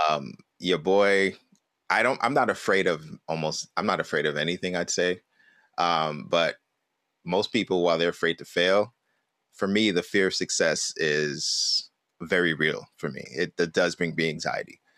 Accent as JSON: {"language": "English", "town": "New York City", "region": "New York", "country": "United States", "tie": "born or raised there", "said": "growing up in Brooklyn"}